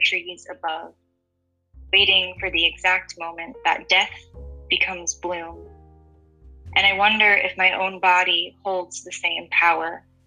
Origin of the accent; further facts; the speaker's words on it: Massachusetts, United States; moved away as an adult; now in Huntsville, United States; growing up in Massachusetts